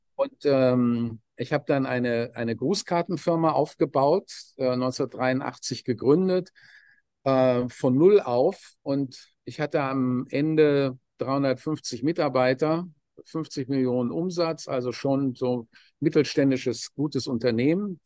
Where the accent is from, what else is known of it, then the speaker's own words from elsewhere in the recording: Dortmund, North Rhine-Westphalia, Germany; ich komme aus einer normalen Arbeiterfamilie in, in Dortmund